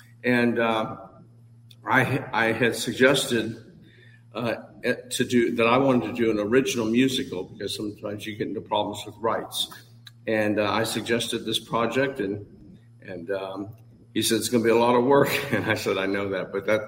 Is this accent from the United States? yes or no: yes; Southern Ohio and Southern Indiana, Midwest, United States; moved away as an adult; also born or lived in Los Angeles; I was raised in Southern Ohio and Southern Indiana, so I was exposed at an early age to all of the Lincoln historic sites back in that part of the country.